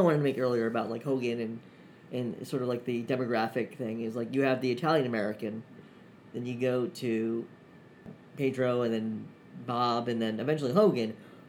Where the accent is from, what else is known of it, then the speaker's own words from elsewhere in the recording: Pakistan; Well, I'm from Pakistan.